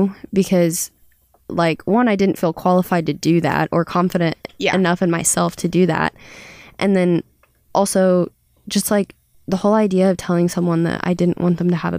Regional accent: Kansas, United States; Southeast Kansas. It's like by Oklahoma and Missouri.

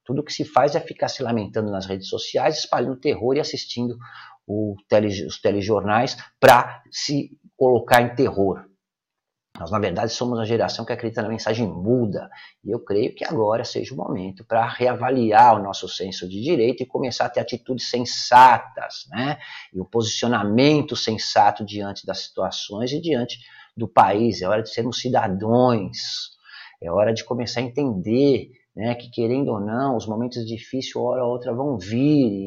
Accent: São Paulo, Brazil; now in Espírito Santo, Brazil; eu sou paulistano nato, eu nasci na Vila Celso Garcia, no Hospital São José do Brás, eu nasci no Brás, eu morei e cresci no Brás, em São Paulo, na cidade de São Paulo

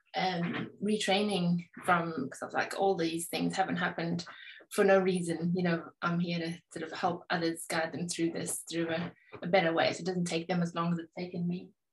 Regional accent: South Africa; now in England, United Kingdom; I live in England, but I was raised in South Africa.

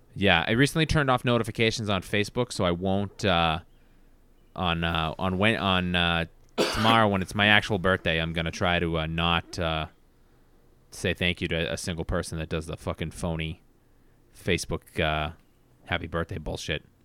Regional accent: Brockton, Massachusetts, United States; my hometown

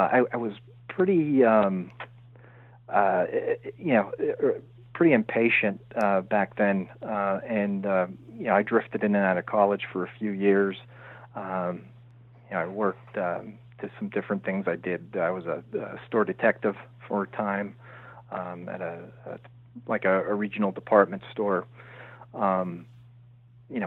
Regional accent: Pennsylvania coal region, United States; also born or lived in New Haven, Connecticut; my mother and I moved back to Pennsylvania, where, you know, I've lived most of my life in the Pennsylvania coal region.

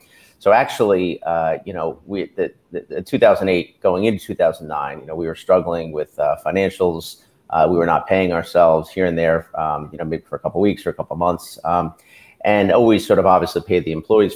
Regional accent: Bucks County, Pennsylvania, United States; also born or lived in Los Angeles; moved back to the Philadelphia area. I was from Bucks County originally.

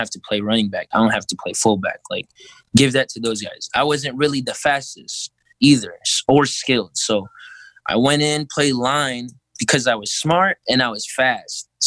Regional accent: Philippines; I'm five five, bro. I'm Filipino.

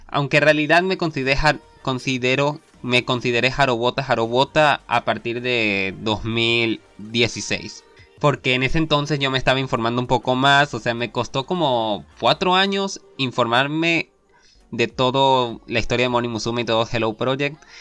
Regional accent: Venezuela; soy venezolano

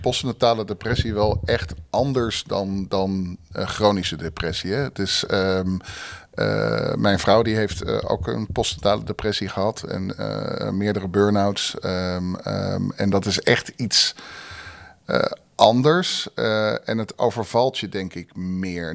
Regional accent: Haarlem, North Holland, Netherlands; moved away as an adult; now in Rotterdam, Netherlands; geboren en getogen in Haarlem. Eh, in 96 naar Rotterdam gekomen

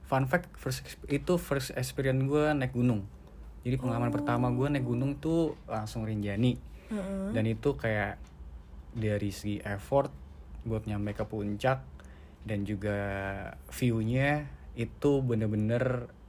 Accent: North Sumatra, Indonesia; Mungkin pertama itu uh, kampung halaman gue sih. Mm

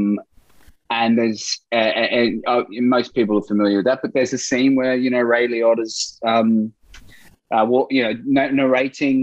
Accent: Brisbane, Queensland, Australia; I grew up in Brisbane in Australia

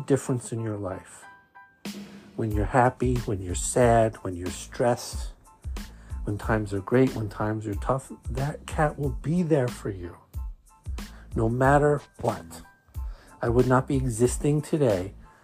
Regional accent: New York City, New York, United States; accent: Brooklyn; my Brooklyn accent

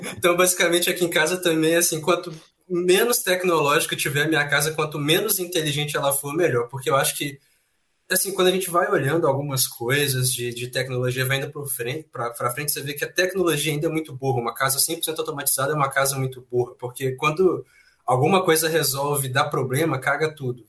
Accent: Belo Horizonte, Minas Gerais, Brazil; also born or lived in Leopoldina; Eu sou de Belo Horizonte, Minas Gerais

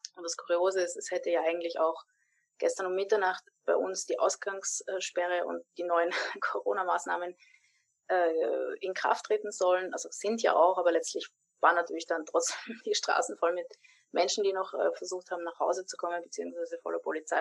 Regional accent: Vienna, Austria; meiner Heimatstadt in Wien

